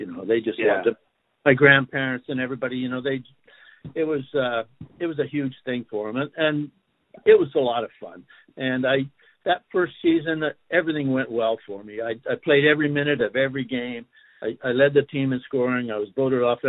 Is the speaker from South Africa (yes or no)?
no; Vancouver, British Columbia, Canada; moved away as an adult; now in Portland, United States; growing up in Vancouver, the pockets of the city were different ethnic groups.